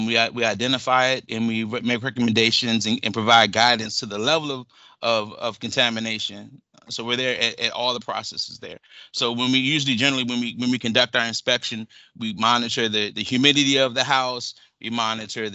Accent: Zekiah Swamp, Southern Maryland, United States; I grew up on the Zakea Swamp in Southern Maryland.

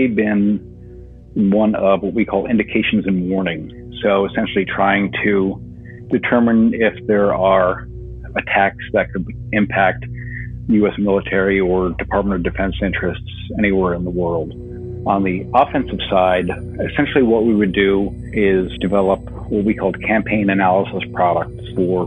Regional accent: just outside New York City, United States; moved away; I'm from New York originally. So not only did they hit our country, but they hit the city I grew up just outside

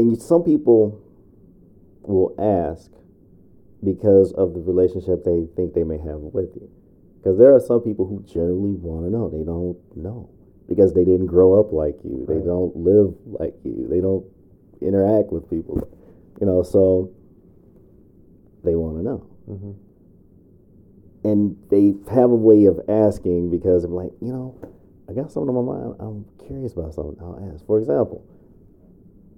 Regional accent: Chicago, Illinois, United States; now in Minnesota, United States; growing up in Chicago South Side

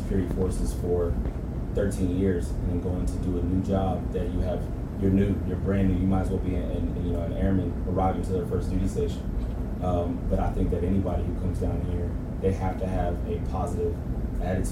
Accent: Raleigh, North Carolina, United States; now in San Antonio, United States; I'm originally from Raleigh, North Carolina.

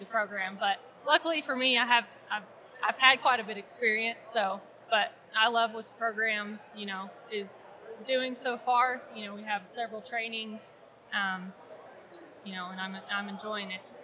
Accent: Ardmore, Oklahoma, United States; I grew up in Ardmore, Oklahoma

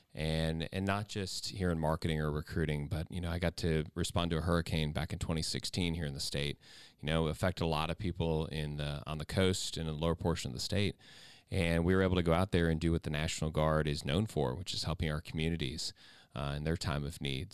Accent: Ohio, United States; I'm from Ohio

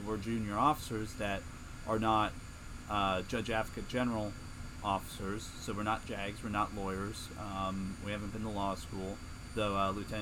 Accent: Springfield, Virginia, United States; moved away as an adult; I'm from Northern Virginia, Springfield, Virginia, specifically about 15 minutes outside of Washington, D.C., so I grew up a Washington, D.C. sports fan.

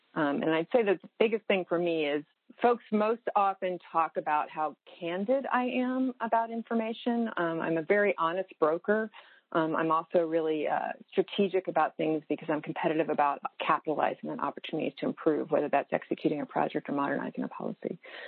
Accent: Virginia, United States; But I was born in Virginia, moved into various places, and then when I was 11, my dad had an offer at SWD or to stay in Virginia, and my family and I honestly voted on Virginia

